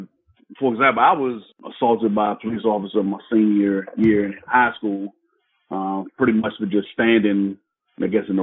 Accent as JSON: {"language": "English", "town": "Landover", "region": "Maryland", "country": "United States", "tie": "born or raised there", "also_born_or_lived": "Washington, D.C.", "said": "I grew up in a suburb of Washington, D.C. called Landover, in Maryland"}